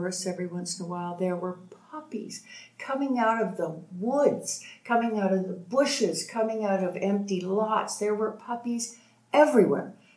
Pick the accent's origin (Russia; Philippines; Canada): Canada; Toronto, Ontario; moved away as an adult; also born or lived in Boulder, Colorado, United States; now in Mexico; I'm from Toronto and still Canadian